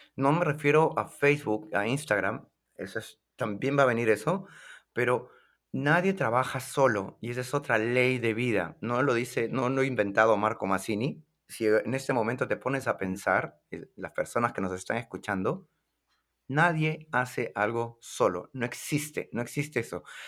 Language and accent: Spanish; Lima, Peru; en mi ciudad de Lima